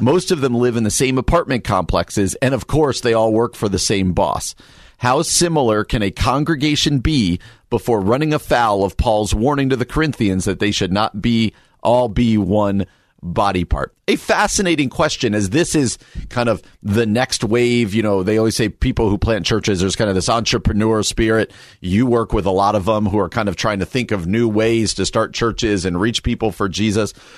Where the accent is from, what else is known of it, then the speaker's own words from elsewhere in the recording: New Jersey, United States; moved away; where I grew up in New Jersey